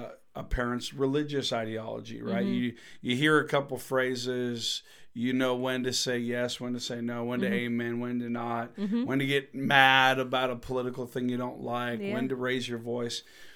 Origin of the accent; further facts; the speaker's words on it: Minnesota, United States; because I grew up homeschooled in the Midwest of the U.S. of A. in Minnesota.